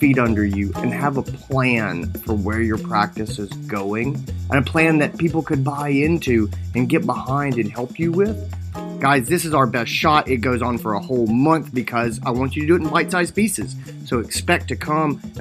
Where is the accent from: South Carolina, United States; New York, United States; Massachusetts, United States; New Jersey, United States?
South Carolina, United States; Greenville; It's in my hometown. It's Greenville, South Carolina.